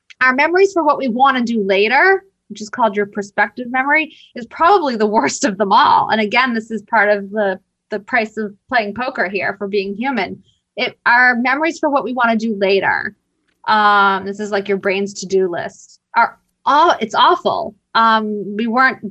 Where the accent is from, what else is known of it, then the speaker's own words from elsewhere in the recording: Boston, Massachusetts, United States; I'm from Boston.